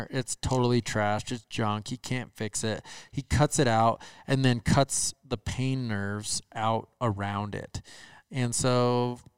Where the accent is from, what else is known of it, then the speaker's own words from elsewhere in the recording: Minnesota, United States; moved away; I am from Minnesota.